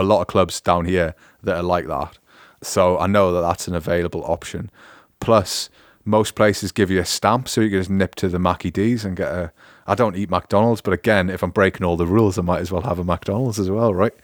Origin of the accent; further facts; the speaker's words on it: United Kingdom; moved away as an adult; also born or lived in Newcastle; now in Augsburg, Germany; as a British person